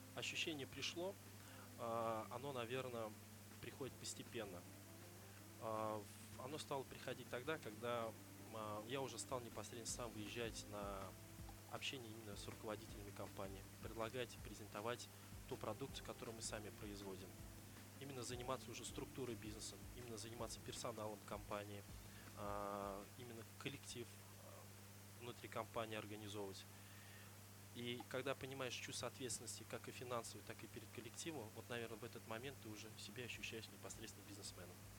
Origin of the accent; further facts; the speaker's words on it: Zainsk, Tatarstan, Russia; moved away as an adult; now in Kazan, Russia; Сам я родом из Заинска